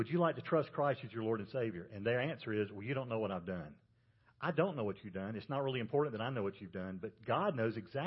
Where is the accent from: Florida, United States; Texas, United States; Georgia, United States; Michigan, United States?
Georgia, United States; I'm from Georgia where they grow peanuts